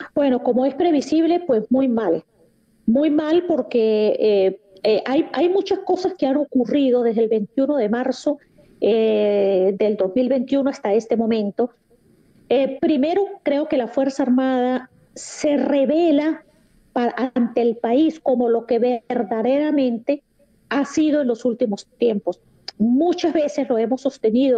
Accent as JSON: {"language": "Spanish", "country": "Venezuela", "said": "como venezolana"}